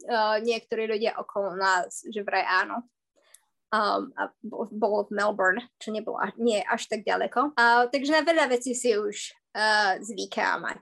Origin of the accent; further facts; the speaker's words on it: Poprad, Prešov Region, Slovakia; moved away as an adult; also born or lived in Canada; now in Australia; A ja som z Popradu. Z Popradu.